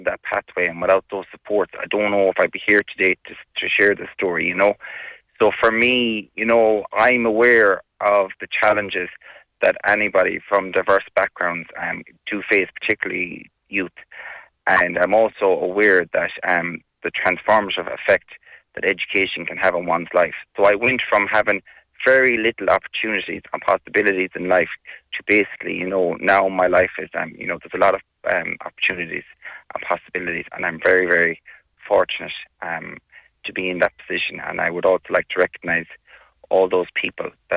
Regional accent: Galway, Connacht, Ireland; we're from Westside, and to receive such recognition from your Galway City, your place of birth.

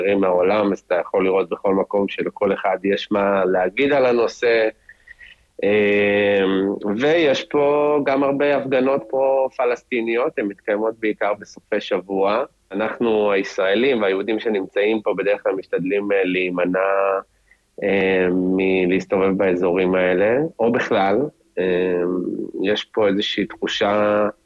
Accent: Israel; now in Madrid, Spain; אז יש אותם גם בחו"ל, בתור ישראלים, בתור יהודים. אנחנו מרגישים את זה, כן.

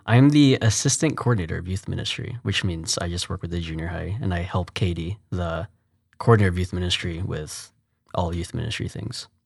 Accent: Fort Worth, Texas, United States; moved away as an adult; also born or lived in New Jersey; now in Houston, United States; from Fort Worth. Well, I was born in New Jersey, but basically a Texan. I moved to Fort Worth when I was three.

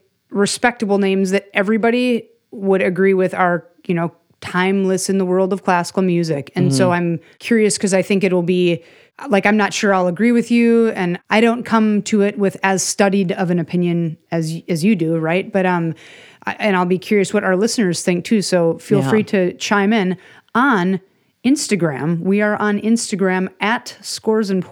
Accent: Minnesota, United States; as a Minnesotan

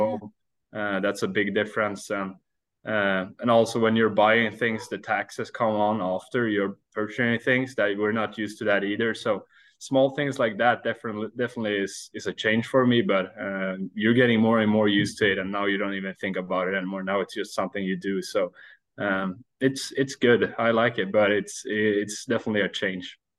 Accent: Sweden; English is a second language; moved away as an adult; now in Iowa, United States

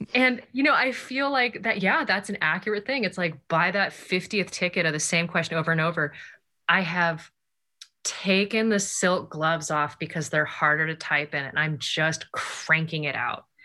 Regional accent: Japan; moved away; I grew up in Japan

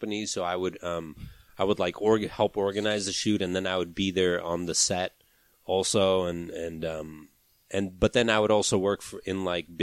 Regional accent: Bay Area, Northern California, United States; moved away as an adult; also born or lived in Los Angeles / Pakistan; now in New York, United States; I'm from the Bay Area, Northern California, but I lived

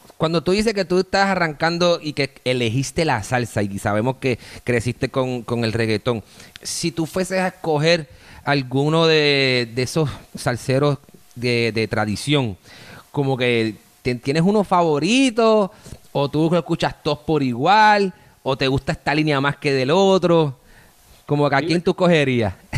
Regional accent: Bayamón, Puerto Rico; now in Miami, United States; yo soy de Bayamón, yo soy de Bayamón, aunque tengo estas palmitas. Y activo, yo, vivo acá en la ciudad de Miami

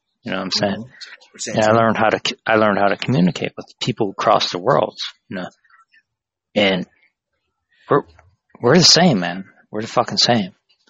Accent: United States; I'm from America

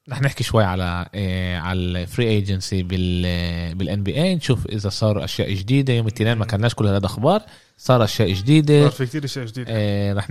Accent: Jaffa, Tel Aviv District, Israel; احنا ثلاث شباب من يافا فلسطين المحتله

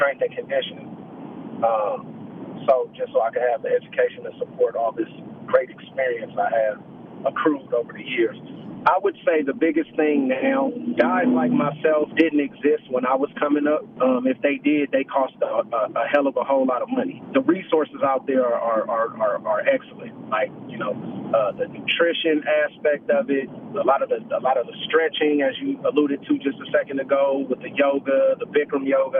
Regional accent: Oakland, California, United States; moved away as an adult; also born or lived in Vancouver; I'm born and raised in Oakland, California

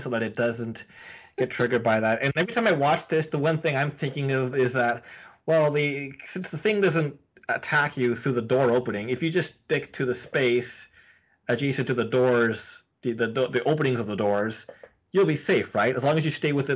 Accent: Canada

